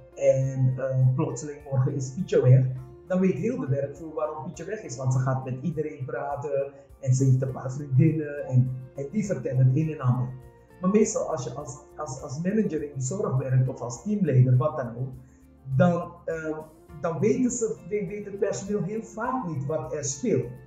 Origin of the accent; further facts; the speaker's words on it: Suriname; now in Netherlands; ik ben een Surinaamse vrouw en eh, ik praat anders